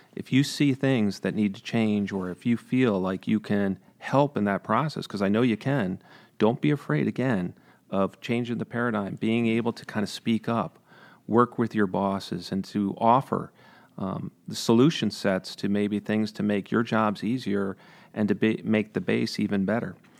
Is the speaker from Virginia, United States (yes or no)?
no; Freehold, New York, United States; also born or lived in Hudson, Columbia County, New York; I grew up in Greene County